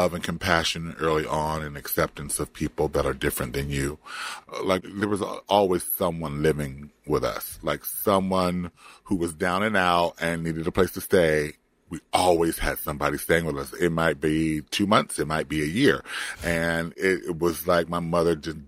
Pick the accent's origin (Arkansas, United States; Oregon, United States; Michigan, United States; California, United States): California, United States; Compton; born or raised there; moved away; also born or lived in Florida